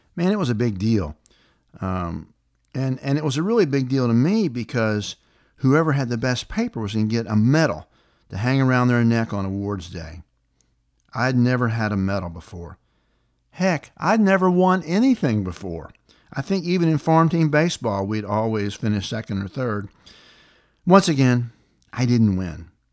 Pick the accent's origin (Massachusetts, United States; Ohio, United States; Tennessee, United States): Tennessee, United States; the South; life growing up in the South was back in the seventies